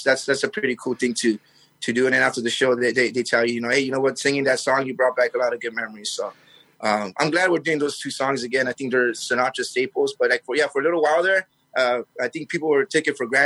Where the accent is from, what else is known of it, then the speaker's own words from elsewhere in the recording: Mazatlán, Sinaloa, Mexico; we're from Mazatlán